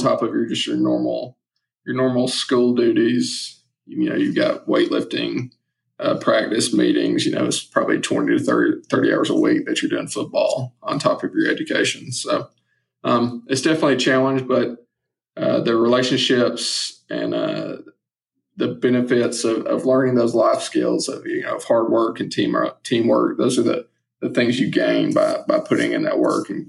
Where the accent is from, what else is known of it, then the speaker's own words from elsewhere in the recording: Southeast, United States; growing up in the Southeast and watching SEC football